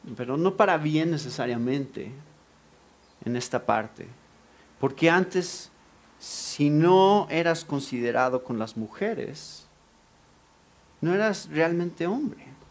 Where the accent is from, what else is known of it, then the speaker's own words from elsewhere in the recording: Mexico; nací en México, crecí en México, soy mexicano.